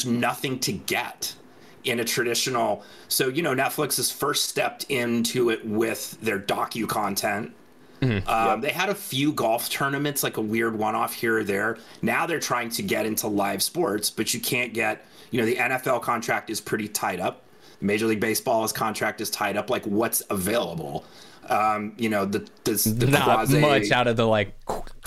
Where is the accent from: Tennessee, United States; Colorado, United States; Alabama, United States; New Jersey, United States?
Colorado, United States; Denver; I grew up in Denver